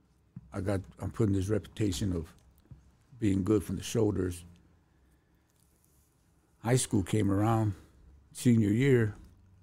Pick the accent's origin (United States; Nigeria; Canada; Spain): United States; Los Angeles, California; I'm from Lincoln Heights